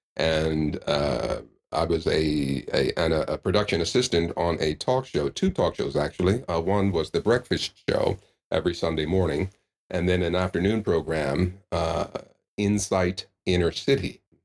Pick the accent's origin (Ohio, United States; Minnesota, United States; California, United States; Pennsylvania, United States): Pennsylvania, United States; Philadelphia; moved away as an adult; also born or lived in Portland, Oregon / Bellevue, Washington; now in Kamakura, Japan; went to work for W H Y Y, an N P R and P B S affiliate in Philadelphia, my hometown